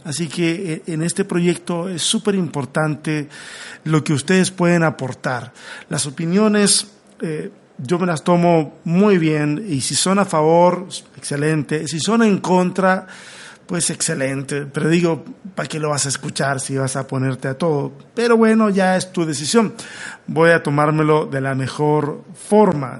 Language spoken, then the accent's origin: Spanish; Chile; now in Mexico; Soy un chileno que está acá en México en un autoexilio